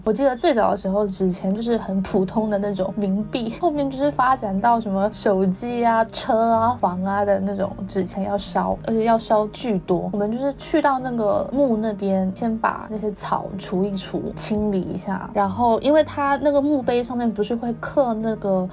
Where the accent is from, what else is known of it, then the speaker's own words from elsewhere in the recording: Xiamen, Fujian, China; moved away as an adult; 因为我小时候在 在他家长大嘛，然后后来才去了厦门